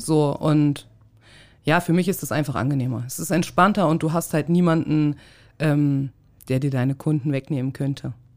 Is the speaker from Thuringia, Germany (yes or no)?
yes; Thuringia, Germany; moved away; also born or lived in Hamburg; Ich komme ja aus Thüringen, aus dem Osten